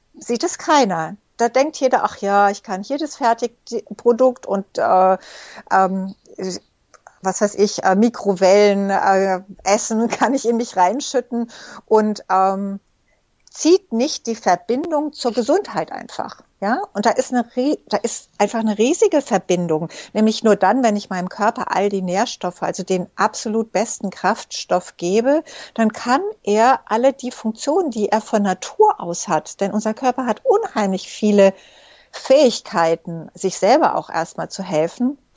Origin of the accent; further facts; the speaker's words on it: Egypt; moved away; ich bin zum Beispiel in Ägypten geboren und aufgewachsen